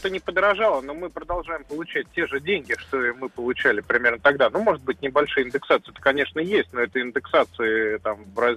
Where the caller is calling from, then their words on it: Moscow, Russia; 28 лет, Москва.